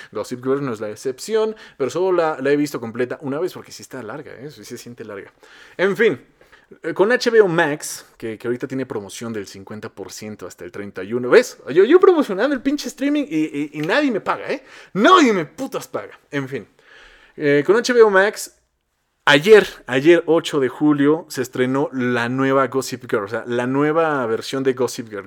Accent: Mexico; Cómo me encanta ser mexicano, qué sabroso es ser mexicano

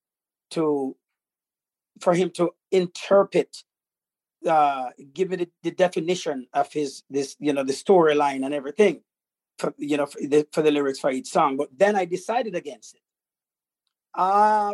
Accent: Jamaica; I grew up in a tribal village, as you know. I was brought up in the Maroon tribes.

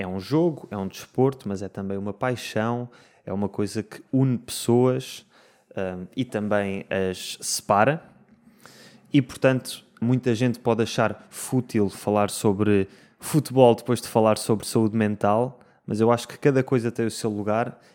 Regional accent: Lisbon, Portugal; que sou de Lisboa

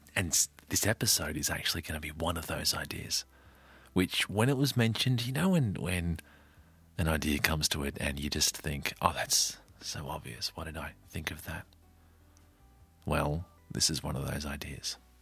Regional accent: Australia; a kid growing up in Australia

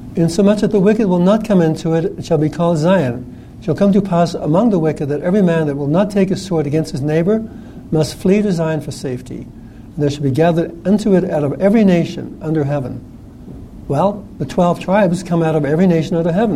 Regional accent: New Zealand; I grew up in New Zealand

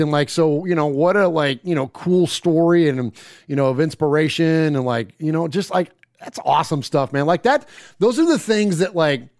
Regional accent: Bay Area, California, United States; now in Middle Tennessee, United States; I'm from the Bay Area originally. Carried my Raider fandom out here with me

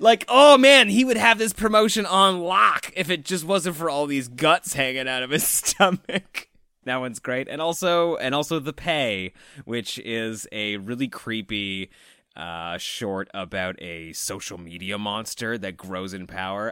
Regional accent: Canada; as Canadian horror fans

